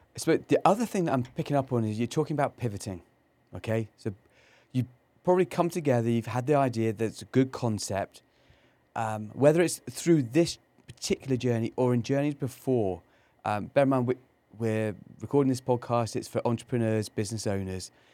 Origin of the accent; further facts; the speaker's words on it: Cornwall, South West England, United Kingdom; moved away; I grew up in England, um, in, in Cornwall